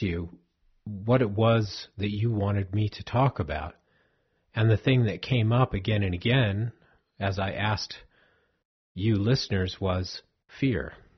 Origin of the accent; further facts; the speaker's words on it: Southern California, United States; I grew up in Southern California